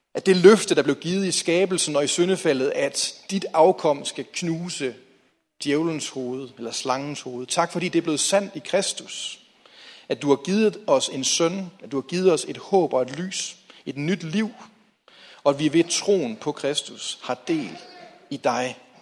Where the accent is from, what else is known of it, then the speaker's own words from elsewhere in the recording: Hjallerup, North Denmark Region, Denmark; jeg voksede op i Jallerup